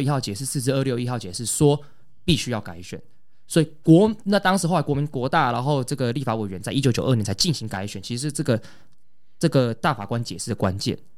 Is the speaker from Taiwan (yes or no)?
yes; Taiwan; 这一段历史才是真正最属于我们台湾人的